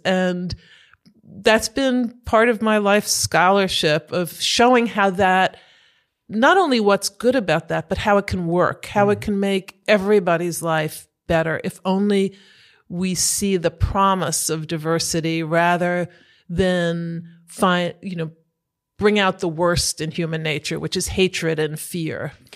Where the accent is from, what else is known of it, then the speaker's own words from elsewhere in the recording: United States; moved away as an adult; now in Germany; I was born in the US and brought up as an American, a proud American, always knowing about my German origins